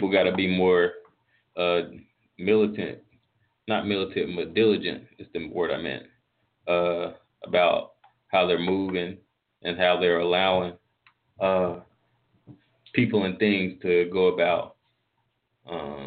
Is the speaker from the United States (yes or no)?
yes; North Carolina, United States; I'm from North Carolina where if we get snow, especially where I'm at, we don't really do much in that.